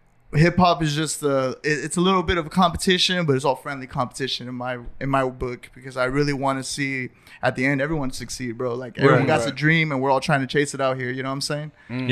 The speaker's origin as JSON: {"language": "English", "town": "La Habra", "region": "California", "country": "United States", "tie": "born or raised there", "also_born_or_lived": "Whittier", "said": "I was born in Whittier, but raised in La Habra. That's where I'm from."}